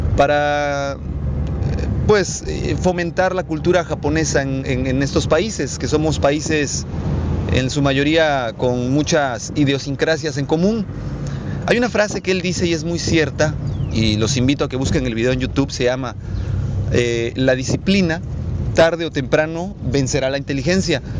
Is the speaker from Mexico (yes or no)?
yes; Mexico; Estoy muy orgulloso de pertenecer a este país, tener esta bandera, ser mexicano, decir que soy mexicano